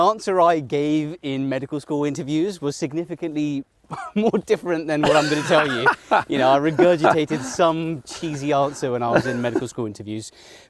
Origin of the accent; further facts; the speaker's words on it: Mumbai, Maharashtra, India; born there; So I was born in Mumbai, and I spent most of my childhood summers in Mumbai. I had all my family there, my cousins, etc.